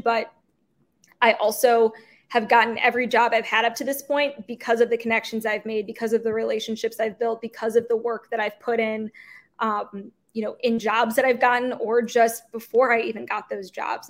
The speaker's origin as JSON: {"language": "English", "town": "St. Louis", "region": "Missouri", "country": "United States", "tie": "born or raised there", "moved": "as an adult", "lives_now": "Kansas City, United States", "said": "I growing up in St. Louis playing soccer"}